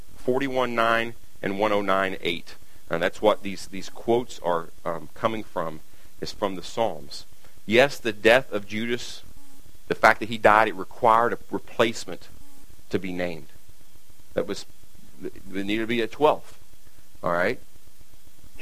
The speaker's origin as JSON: {"language": "English", "region": "Kentucky", "country": "United States", "said": "I'm from Kentucky"}